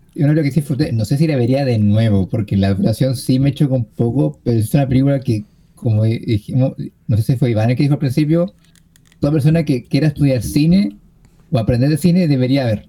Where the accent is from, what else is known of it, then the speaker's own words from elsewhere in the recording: Chile; soy chileno